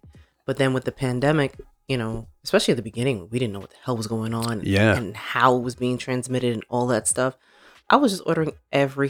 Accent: New York, United States; moved away; I'm from New York

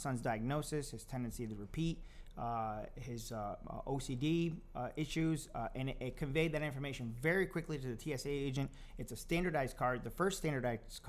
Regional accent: Rotterdam, New York, United States; the town of Rotterdam, my hometown

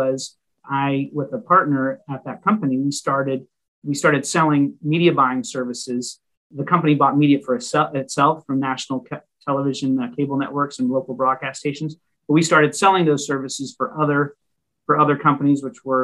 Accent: Chantilly, Virginia, United States; moved away as an adult; also born or lived in Alexandria, Virginia / Philadelphia area; now in Philadelphia, United States; Grew up most of my years in a town called Chantilly in western Fairfax County, near Dulles Airport

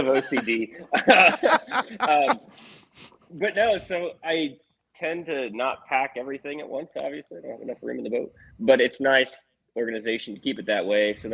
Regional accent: Pennsylvania, United States; I am from Pennsylvania

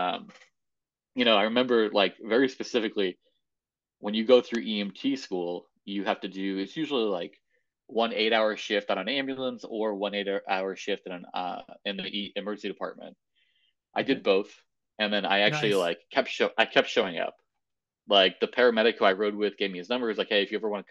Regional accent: right outside of Hartford, Connecticut, United States; moved away; also born or lived in Boston; I was born and raised in New England in Connecticut, right outside of Hartford. Yep. Good old New England boy.

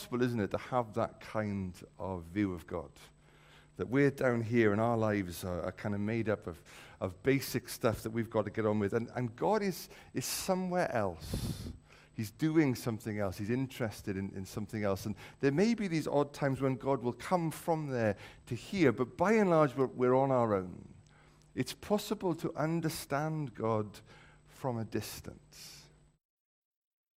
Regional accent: the Valleys, Wales, United Kingdom; When I was younger, I grew up in the Valleys, and there was a time when a whole bunch of us from our church in the Valleys came down to Cardiff

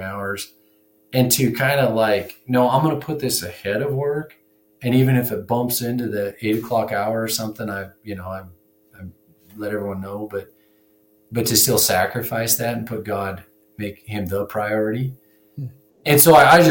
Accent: Wyoming, United States; also born or lived in Montana; I graduated high school in 1998, and I'm from Wyoming here

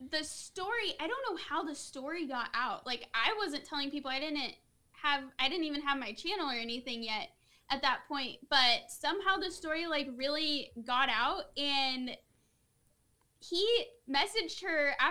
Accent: Missouri, United States; also born or lived in Tennessee; I was born in Tennessee. Okay. But then I have lived in Missouri my whole life.

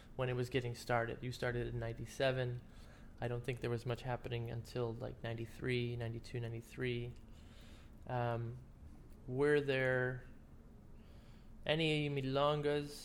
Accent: Cleveland, Ohio, United States; I'm from Cleveland

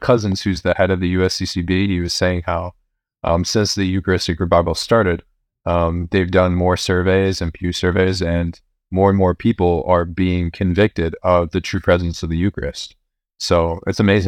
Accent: Chicago, Illinois, United States; also born or lived in Champaign, Illinois; I grew up here in Chicago.

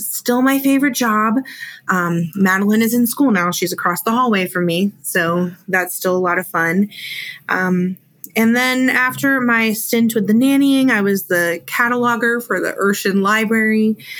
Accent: Ghana; So I guess I would have to start in Africa. So I grew up in Ghana

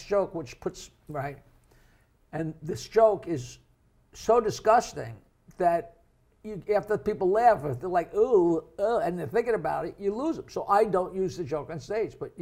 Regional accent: East Norwich, New York, United States; I'm a poor kid from East Norwich

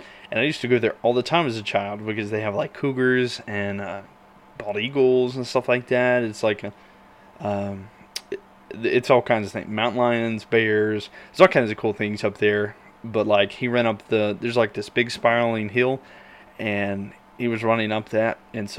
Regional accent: North Carolina, United States; moved away; I grew up in North Carolina, so, like, it was very close to home for me.

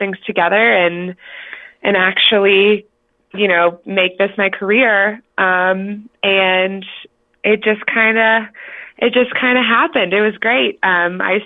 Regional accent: Cleveland, Ohio, United States; moved away as an adult; now in Colorado, United States; So I'm originally from Ohio, actually. I'm from Cleveland, and I moved out here almost 3 years ago now

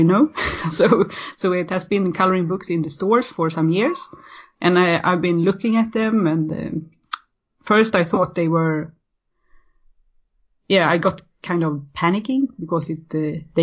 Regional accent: Sweden; I'm born and raised in Sweden

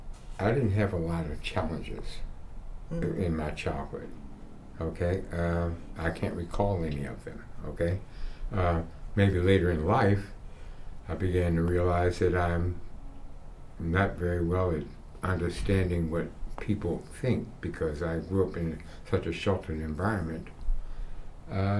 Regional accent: Washington, District of Columbia, United States; I was born and raised here in Washington, D.C.

